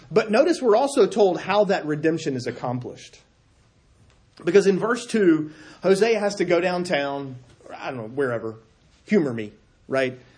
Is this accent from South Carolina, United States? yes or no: yes; South Carolina, United States; moved away; I'm from South Carolina.